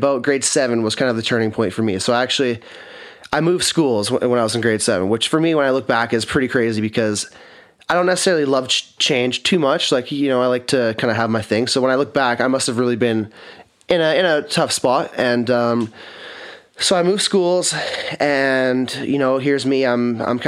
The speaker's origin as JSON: {"language": "English", "town": "Kelowna", "region": "British Columbia", "country": "Canada", "tie": "born or raised there", "said": "I'm born and raised in Kelowna"}